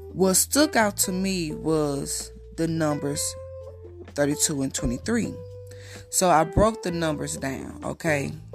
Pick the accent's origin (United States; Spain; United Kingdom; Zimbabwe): United States; accent: country; I'm from the States. I'm a little country. I come from the country, basically